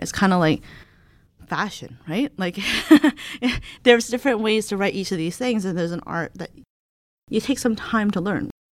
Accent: Hamilton, Ontario, Canada; I am a Canadian. So, I come from Hamilton, Ontario, which is a little city basically outside of Toronto.

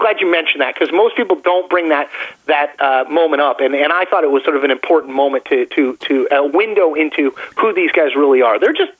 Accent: Connecticut, United States; I'm from Connecticut, and so I grew up duck pin bowling.

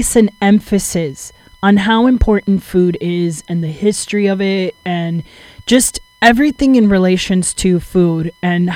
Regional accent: Downey, California, United States; I was born and raised in Southeast LA, specifically Downey.

